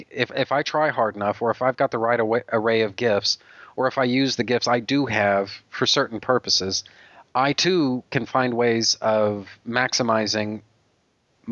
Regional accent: Texas, United States; I'm a Texan

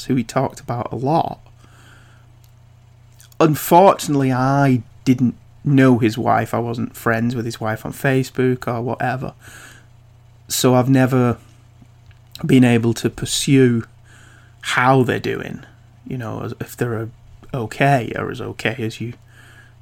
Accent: United Kingdom; I'm British

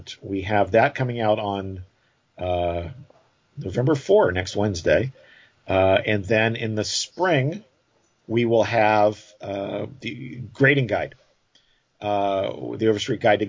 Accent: Hurst, Texas, United States; my hometown, Hearst, Texas

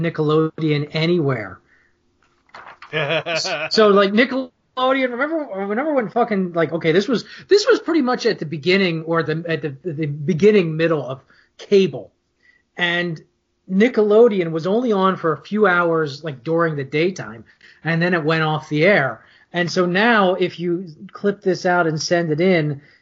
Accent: New Jersey, United States; I grew up in New Jersey around the horrible women that occupy and live in this state

